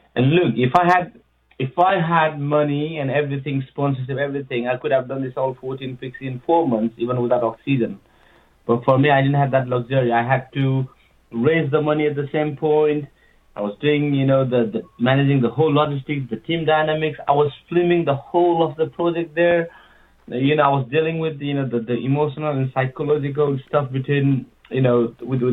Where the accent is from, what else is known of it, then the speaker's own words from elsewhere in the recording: Nepal; moved away; I'm from Nepal.